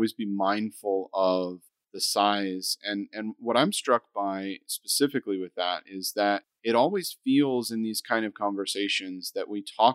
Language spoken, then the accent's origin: English; United States; I'm an American over there in London